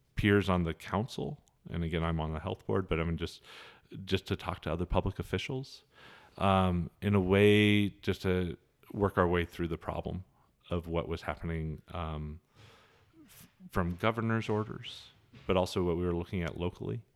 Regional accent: Helena, Montana, United States; moved away as an adult; also born or lived in Chicago; now in Kalispell, United States; growing up in Helena

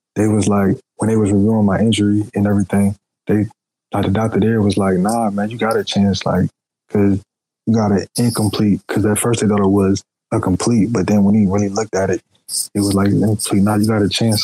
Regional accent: Philadelphia, Pennsylvania, United States; also born or lived in Charlotte, North Carolina; now in Atlanta, United States; Originally Philadelphia, but I live half my life in well, a little bit more than half my life in Charlotte, North Carolina, and I'm currently living in Atlanta, Georgia, right now

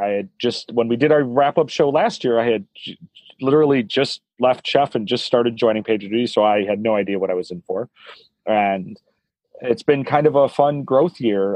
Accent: Chicago, Illinois, United States; moved away as an adult; now in San Francisco, United States; as a lifetime Chicagoan and Midwestern person

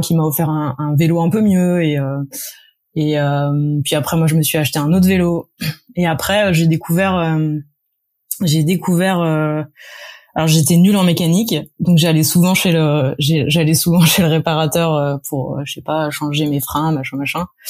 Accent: Paris, Île-de-France, France; je suis née j'ai grandi à Paris

